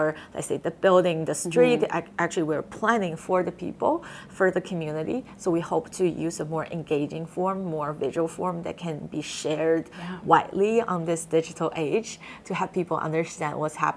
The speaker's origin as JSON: {"language": "English", "town": "Shenyang", "region": "Liaoning", "country": "China", "tie": "born or raised there", "second_language": "English", "moved": "as an adult", "lives_now": "Halifax, Canada", "said": "I went to international high school, which is funded by my hometown's provincial government"}